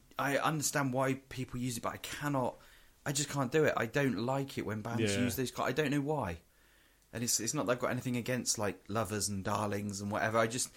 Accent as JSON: {"language": "English", "region": "England", "country": "United Kingdom", "said": "we're from England and all this kind of stuff."}